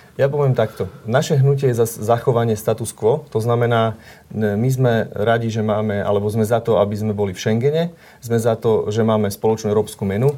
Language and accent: Slovak; eastern Slovakia, Slovakia; ja pochádzam osobne z východného Slovenska